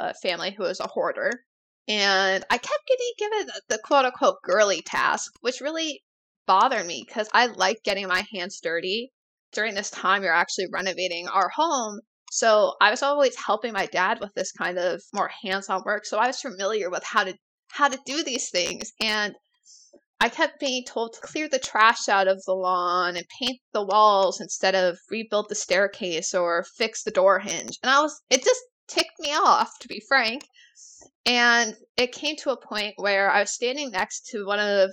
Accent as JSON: {"language": "English", "town": "Rochester", "region": "New York", "country": "United States", "also_born_or_lived": "Halifax, Nova Scotia", "moved": "yes", "said": "I'm originally from Rochester, New York"}